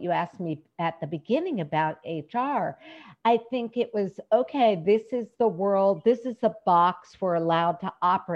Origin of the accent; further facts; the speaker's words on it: United States; from being an American, we have a very strong work ethic built into our culture